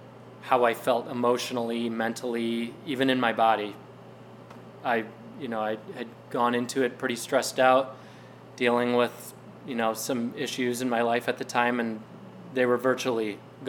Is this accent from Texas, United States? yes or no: no; Detroit, Michigan, United States; I'm from the Detroit area.